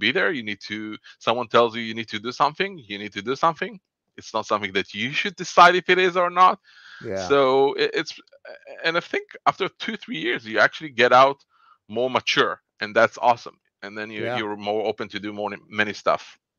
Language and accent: English; Israel; So I was born and raised in Israel. I'm 48 years old and I was born here. I live here all my life. And I love Israel.